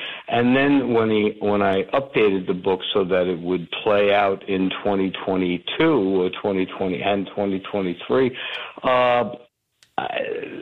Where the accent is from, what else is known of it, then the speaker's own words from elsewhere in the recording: Union City, New Jersey, United States; moved away; where we grew up in Hudson County and Union City and Bergen County there